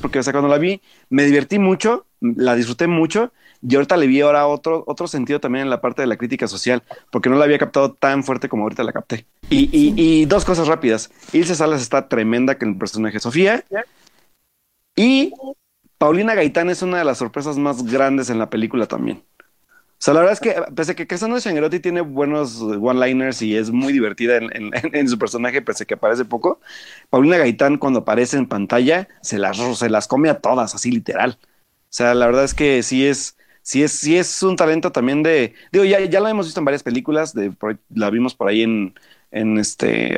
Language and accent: Spanish; Mexico; nos refleja como sociedad mexicana